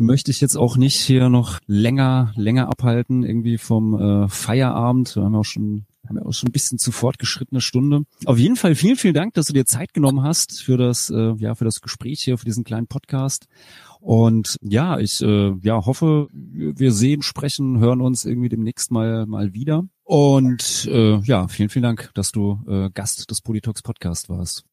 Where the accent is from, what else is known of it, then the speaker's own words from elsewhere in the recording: Rheingau, Hesse, Germany; moved away; als ich dann wirklich auch aus diesem, aus dem Rheingau weggezogen bin, da wo ich herkomme, so aus dem, dem kleinen Kaff